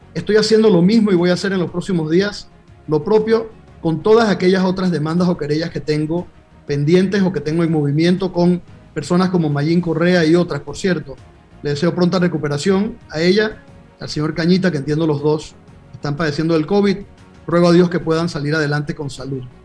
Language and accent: Spanish; Panama; como panameños